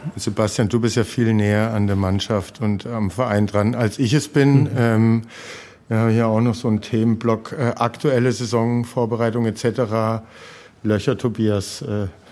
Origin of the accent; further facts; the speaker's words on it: Heilbronn, Baden-Württemberg, Germany; also born or lived in Schwäbisch Hall; ich habe in der Jugend nur beim VfR Heilbronn Nur gespielt.